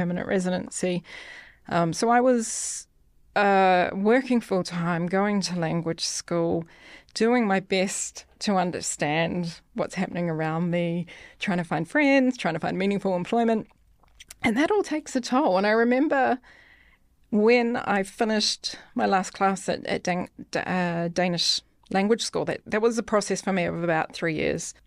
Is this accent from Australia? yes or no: no; New Zealand; moved away as an adult; now in Denmark; from New Zealand